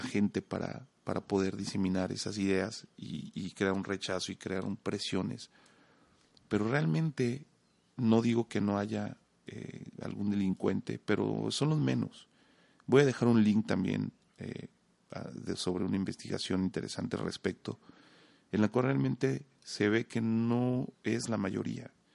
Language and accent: Spanish; Mexico